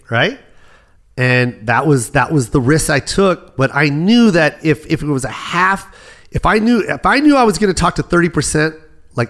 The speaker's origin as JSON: {"language": "English", "town": "Las Vegas", "region": "Nevada", "country": "United States", "said": "I'm from Vegas"}